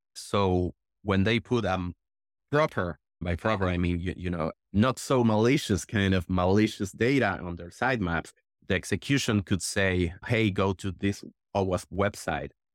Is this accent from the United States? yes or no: no; Argentina; I'm from Argentina